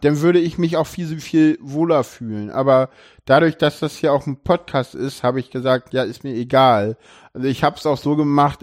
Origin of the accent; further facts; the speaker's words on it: Berlin, Germany; ich bin in Köpenick geboren, aufgewachsen